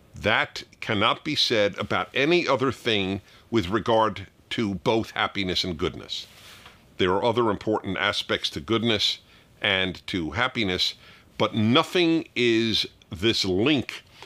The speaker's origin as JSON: {"language": "English", "region": "New York", "country": "United States", "tie": "born or raised there", "said": "my synagogue growing up in New York"}